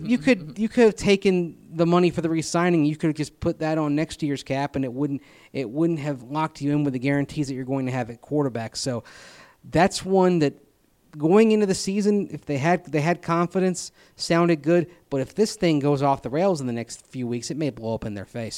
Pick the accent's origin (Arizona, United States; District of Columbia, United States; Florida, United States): Florida, United States; Tampa; I grew up with this in Tampa Bay